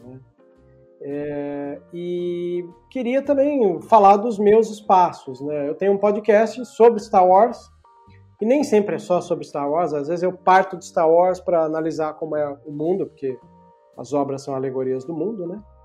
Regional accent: Brazil; Eu, eu sou latino-americano e a gente carrega todo latino-americano, por mais que a gente está mais vindo da linha portuguesa do que a hispânica

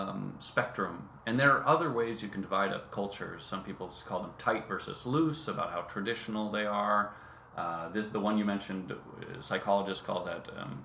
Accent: Santa Cruz, California, United States; also born or lived in Spain / Santa Barbara, California; Yeah, I grew up in Santa Cruz.

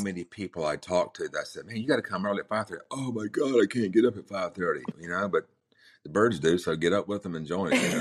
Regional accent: Manteo, North Carolina, United States; also born or lived in Chapel Hill, North Carolina; I was born in Manio, which is the Outer Banks of North Carolina

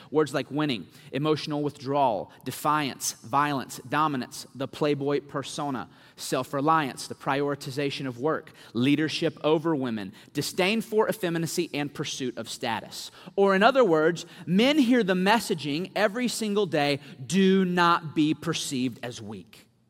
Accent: Winston-Salem, North Carolina, United States; moved away as an adult; now in Louisville, United States; I was actually raised in Winston Salem, North Carolina.

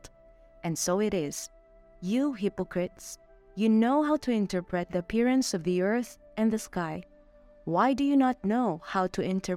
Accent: Philippines; moved away as an adult; now in Mexico; I'm a Filipina missionary assigned here in Mexico

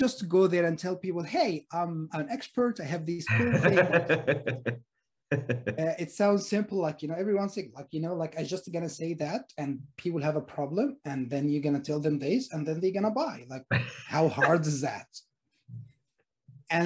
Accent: Egypt; now in Sydney, Australia; I'm originally from Egypt, by the way, and I live in Sydney, Australia.

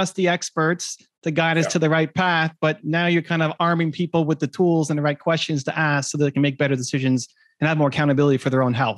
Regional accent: Toronto, Ontario, Canada; It looked like you had one in Toronto, which is my hometown.

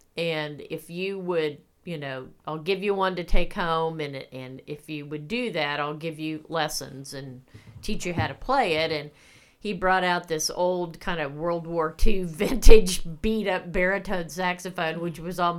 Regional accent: Winfield, Kansas, United States; No, I grew up in Winfield, Kansas.

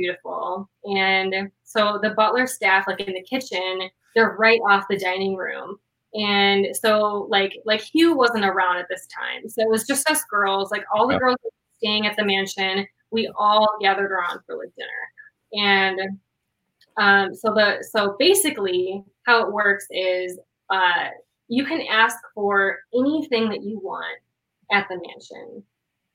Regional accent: Madison, Wisconsin, United States; I'm from Wisconsin. Okay, we're the dairy state.

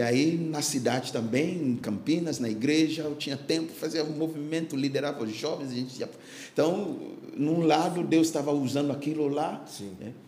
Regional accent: Ghana; Portuguese is a second language; moved away as an adult; now in Brazil

